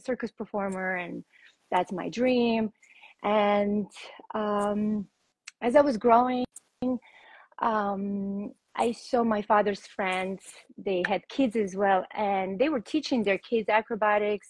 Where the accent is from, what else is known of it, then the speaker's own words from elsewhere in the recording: Russia; I was born in Russia, and um, that's where I started training for rhythmic gymnastics